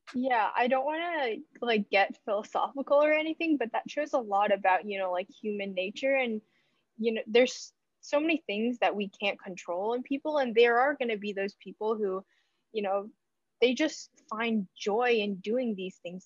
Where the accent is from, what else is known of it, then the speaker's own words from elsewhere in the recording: United States; born and raised in America